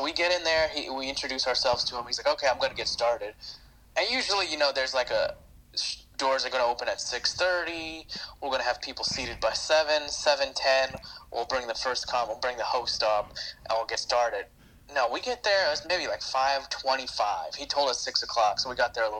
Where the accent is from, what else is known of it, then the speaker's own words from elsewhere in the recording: India; If you haven't listened to the episode, I'm Indian, so that's something that's important to this story.